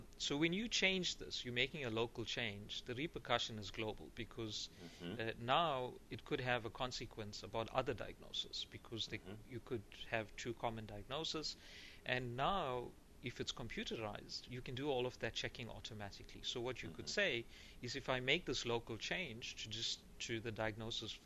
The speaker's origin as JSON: {"language": "English", "country": "South Africa", "said": "I'm from South Africa"}